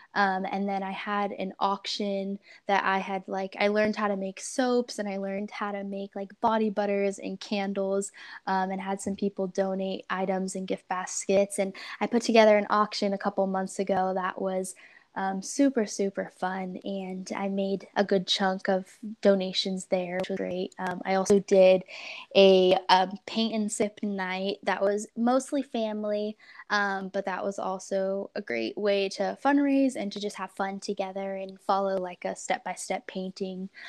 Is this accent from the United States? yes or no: yes; Portland, Oregon, United States; also born or lived in Central California; I grew up in Portland, Oregon for the most part.